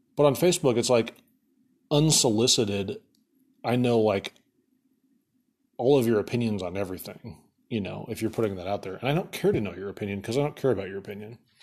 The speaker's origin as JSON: {"language": "English", "town": "Atlantic", "region": "Iowa", "country": "United States", "tie": "born or raised there", "moved": "yes", "lives_now": "Omaha, United States", "said": "when I was a kid growing up in Atlantic, Iowa"}